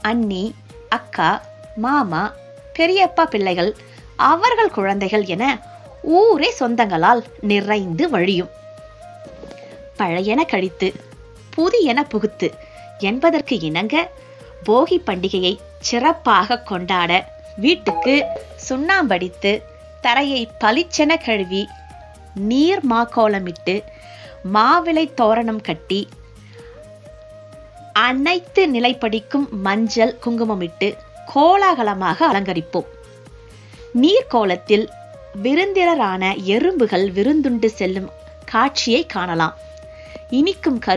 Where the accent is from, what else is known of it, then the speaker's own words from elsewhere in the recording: Vembakkam, Tamil Nadu, India; also born or lived in Kanchipuram; நான் கோயில் நகரம் என்றழைக்கப்படும் காஞ்சிபுரத்தின் அருகில் இருக்கும் வெம்பாக்கம் என்ற ஊரில் பிறந்து வளர்ந்தேன்